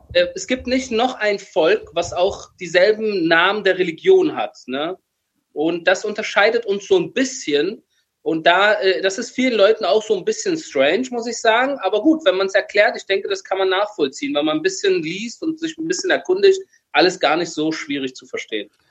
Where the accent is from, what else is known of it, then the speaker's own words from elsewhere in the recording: Berlin, Germany; moved away as an adult; now in Israel; als Berliner mit Eltern aus dem Iran